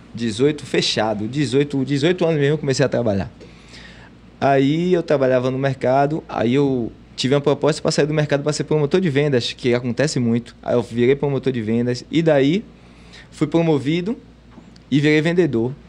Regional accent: Salvador, Bahia, Brazil; Eu sou nascido e criado no Gevelho de Brotas

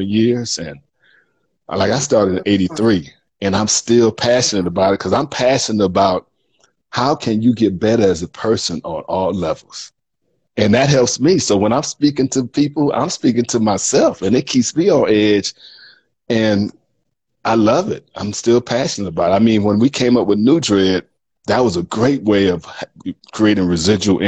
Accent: Miami, Florida, United States; moved away as an adult; also born or lived in Houston / Dallas; I grew up in Miami

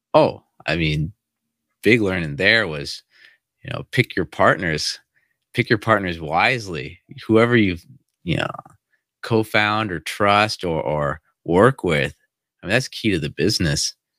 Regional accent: United States; moved away as an adult; also born or lived in China; I actually speak English, I'm from America

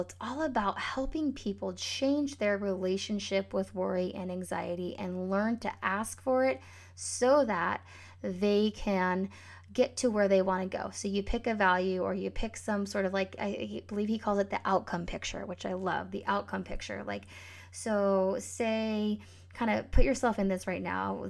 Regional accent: Northern California, United States; the Northern California wildfires, maybe that was two years ago, were going on, um, in my hometown

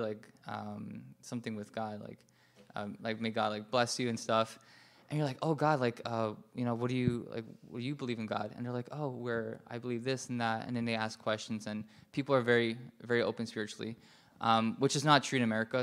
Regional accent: New York City, New York, United States; I was just walking around New York City, where I'm from

